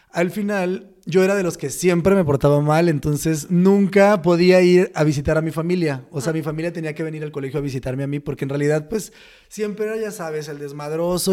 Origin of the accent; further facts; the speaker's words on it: Los Mochis, Sinaloa, Mexico; moved away; soy de Sinaloa, Los Mochis.